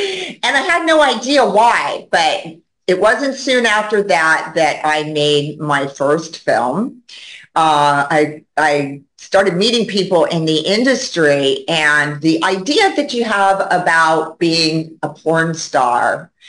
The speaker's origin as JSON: {"language": "English", "area": "Orange County", "region": "California", "country": "United States", "tie": "born or raised there", "said": "I was coming up from Orange County, which is where I was born and raised."}